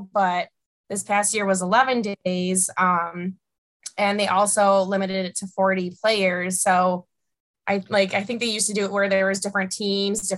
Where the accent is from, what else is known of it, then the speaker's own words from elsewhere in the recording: Buffalo, New York, United States; growing up in Buffalo, like hockey and watching the Sabres is always a fun pastime for me